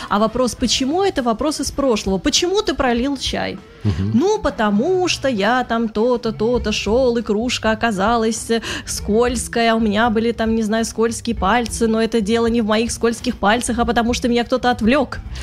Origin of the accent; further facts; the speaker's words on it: Saint Petersburg, Russia; moved away as an adult; now in Moscow, Russia; я сама петербурженка